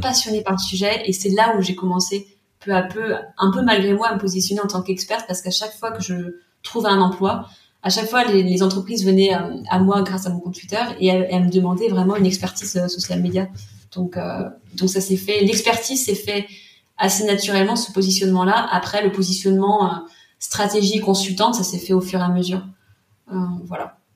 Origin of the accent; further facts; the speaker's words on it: Vendée, Pays de la Loire, France; moved away as an adult; also born or lived in Nantes; Je venais de Vendée et euh, je voulais absolument voilà vivre et travailler à Nantes